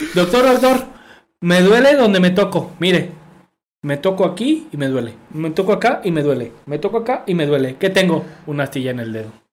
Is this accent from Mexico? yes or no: yes; Mexico